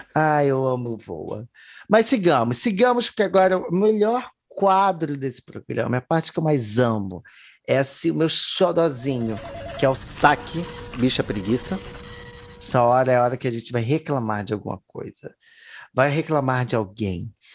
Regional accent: Brazil; first language Portuguese; E não que eu não seja, né? Sou

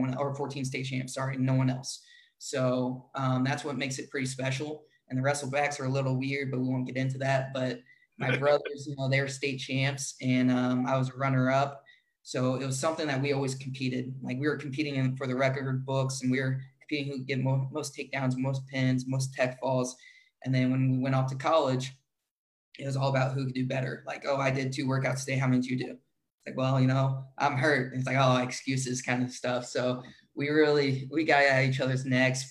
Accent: Indiana, United States; moved away; growing up in Indiana

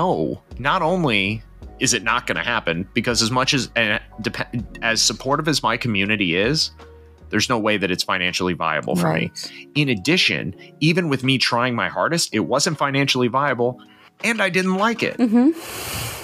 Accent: United States; As an American

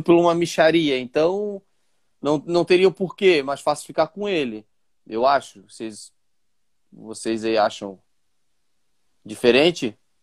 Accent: Itapema, Santa Catarina, Brazil; também sou de Itapema

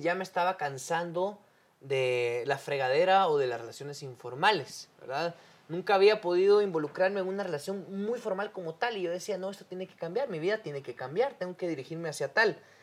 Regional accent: Guatemala; somos guatemaltecos.

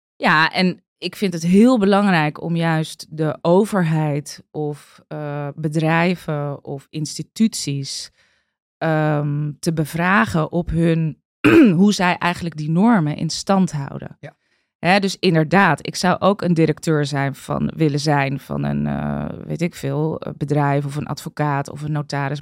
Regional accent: Amstelveen, North Holland, Netherlands; Ik ben opgegroeid in Amstelveen

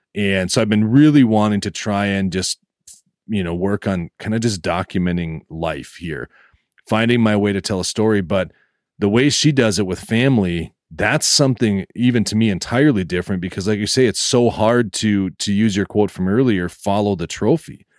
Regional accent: northeast Minnesota, United States; born or raised there

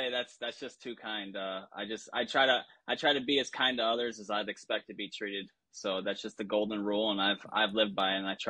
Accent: Belvidere, Illinois, United States; now in Florida, United States; You know, my entire family moved down here. We're transplants from Illinois, originally from Belvedere. Shout out B-Town.

